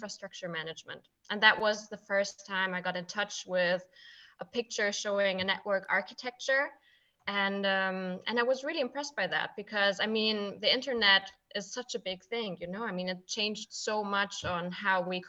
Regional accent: Frankfurt, Hesse, Germany; I'm from Frankfurt.

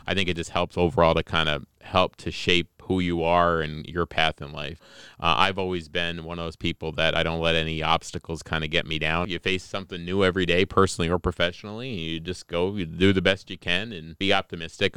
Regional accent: Newark Valley, New York, United States; also born or lived in Colombia; I grew up in Newark Valley.

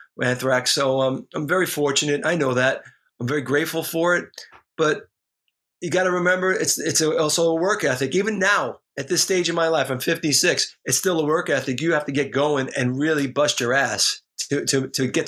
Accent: New York City, New York, United States; growing up in the Bronx, I grew up 10 minutes from Yankee Stadium as a diehard Yankee fan

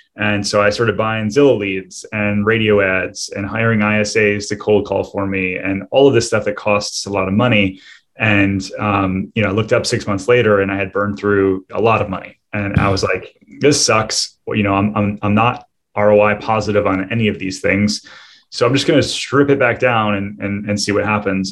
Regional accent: Michigan, United States; moved away as an adult; now in Orlando, United States; I'm originally from Michigan, and uh, I, had, I, built a business up there

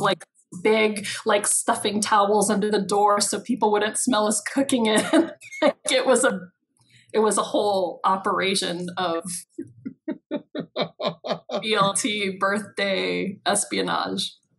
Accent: Kailua, Hawaii, United States; also born or lived in Waimea, Hawaii / Los Angeles; I grew up in Kailua

